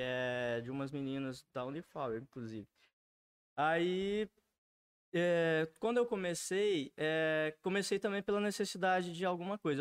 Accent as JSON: {"language": "Portuguese", "town": "Alfenas", "region": "Minas Gerais", "country": "Brazil", "tie": "born or raised there", "said": "eu sou nascido e criado em Alfenas, minha família é quase toda daqui, da região, sul de Minas"}